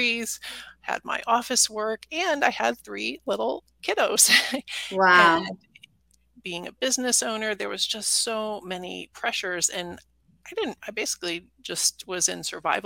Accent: St. Louis, Missouri, United States; I grew up in Middle America in kind of the suburbs of St. Louis, Missouri

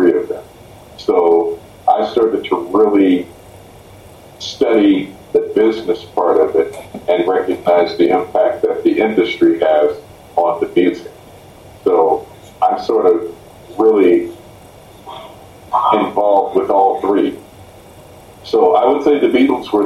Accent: Indianapolis, Indiana, United States; based out of my hometown of Indianapolis, Indiana

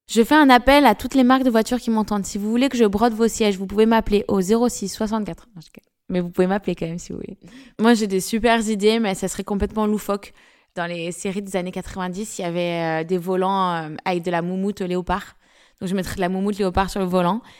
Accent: Paris, Île-de-France, France; Moi, je suis née à Paris

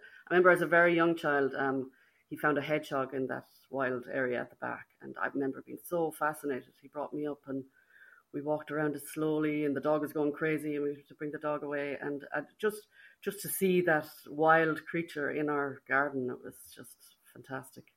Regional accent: Birr, County Offaly, Ireland; I'm from Birr. Grew up in Birr and grew up on a small residential street on Moor Park Street

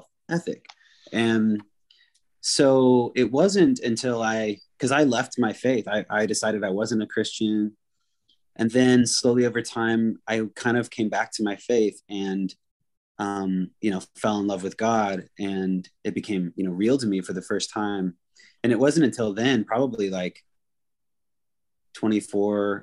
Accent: Anacortes, Washington, United States; the music scene I grew up in Anacortes, Washington

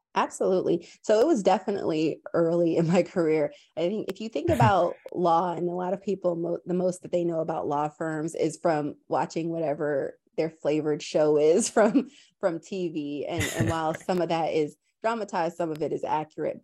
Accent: Tampa, Florida, United States; moved away; also born or lived in New York / London; I was raised in Tampa, Florida

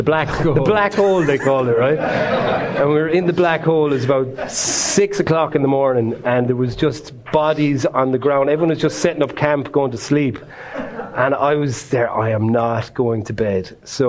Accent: Ireland; We all grow up as Irish people

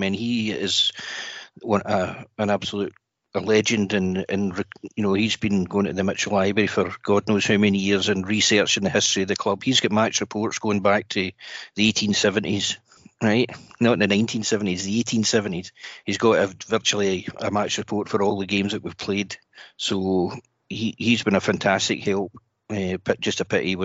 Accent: Glasgow, Scotland, United Kingdom; moved away as an adult; now in Leeds, United Kingdom; I'm from Glasgow, but I moved to Leeds in 2004 with work

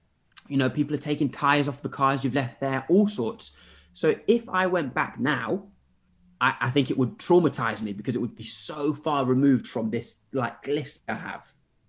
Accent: Zimbabwe; moved away; also born or lived in Derby / Sheffield / Birmingham / Norwich; I grew up in Zimbabwe. So I was in Derby until I was four.

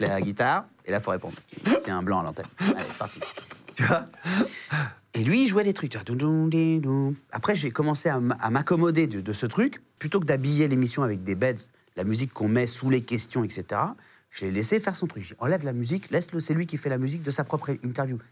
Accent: Réunion; also born or lived in South Africa; now in Paris, France; chez moi à La Réunion

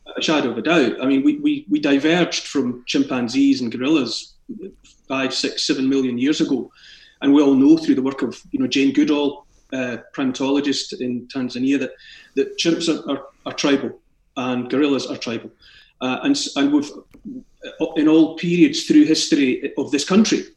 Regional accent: Scotland, United Kingdom; accent: Scottish; born in Scotland and raised in Scotland. I have a Scottish accent

